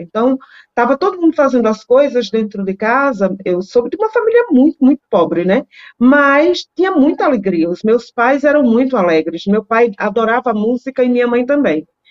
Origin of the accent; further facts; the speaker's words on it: Northeast Region, Brazil; Eu sou nordestina